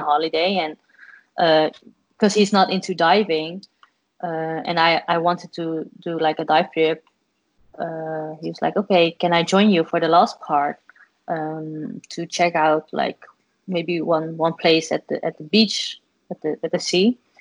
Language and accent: English; Netherlands; I'm from the Netherlands